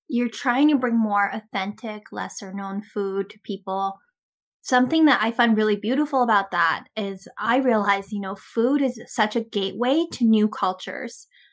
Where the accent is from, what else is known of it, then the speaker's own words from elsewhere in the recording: Canada; also born or lived in Toronto; I'm Canadian too.